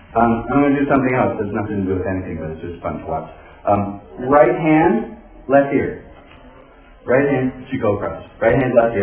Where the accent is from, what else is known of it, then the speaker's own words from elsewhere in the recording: New York City, New York, United States; I was born in New York City